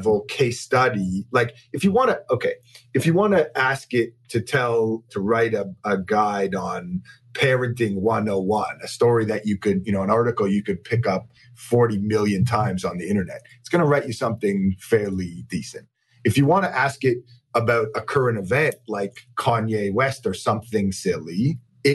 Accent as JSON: {"language": "English", "town": "Toronto", "region": "Ontario", "country": "Canada", "tie": "born or raised there", "said": "I'm born and raised in Toronto."}